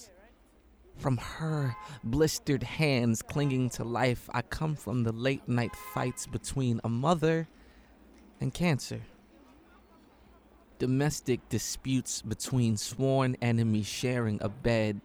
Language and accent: English; New York City, New York, United States; I come from New York City subway tunnels